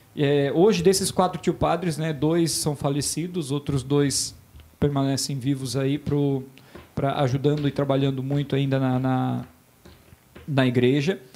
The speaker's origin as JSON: {"language": "Portuguese", "town": "Botuverá", "region": "Santa Catarina", "country": "Brazil", "tie": "born or raised there", "said": "eu sou natural de Botuverá, hoje uma cidade praticamente de 5 mil habitantes mas que eu amo de paixão"}